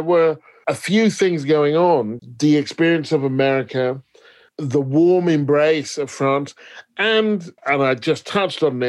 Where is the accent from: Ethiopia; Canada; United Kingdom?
United Kingdom; also born or lived in Paris; I'm British